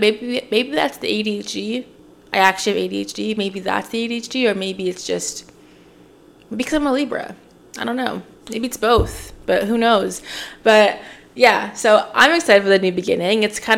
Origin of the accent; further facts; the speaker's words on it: Oshawa, Ontario, Canada; moved away as an adult; also born or lived in Toronto / Scarborough / Pickering / Whitby; now in Montreal, Canada; I was born here